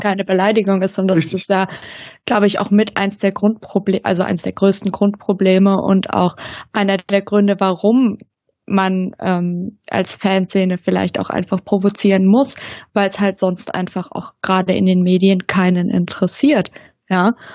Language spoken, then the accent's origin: German; neighbouring village of Hoffenheim, Baden-Württemberg, Germany; now in Stuttgart, Germany; Ich komme ja ursprünglich, ähm, aus dem Nachbardorf von Hoffenheim